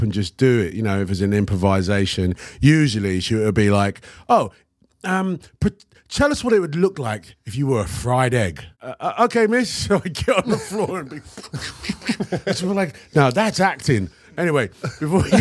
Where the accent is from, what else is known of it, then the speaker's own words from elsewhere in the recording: London, United Kingdom; also born or lived in Hackney, London / Canning Town, London; when I was like probably 12 years old. I moved from Hackney to Canning Town